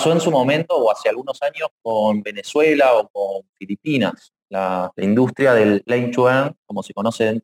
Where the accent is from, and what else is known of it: Argentina